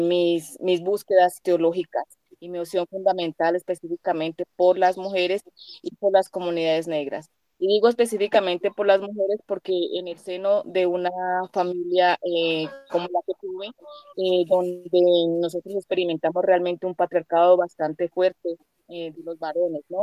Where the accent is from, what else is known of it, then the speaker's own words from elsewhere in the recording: Cali, Valle del Cauca, Colombia; also born or lived in Chocó; yo soy de Cali, Colombia